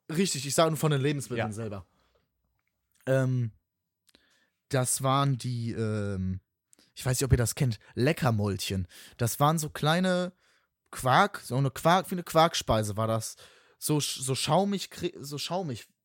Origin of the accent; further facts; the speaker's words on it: West Germany, Germany; ich komme ja aus dem Westen